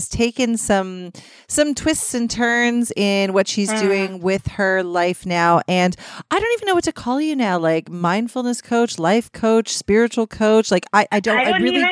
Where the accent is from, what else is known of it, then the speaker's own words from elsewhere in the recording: Canada; I was born in Canada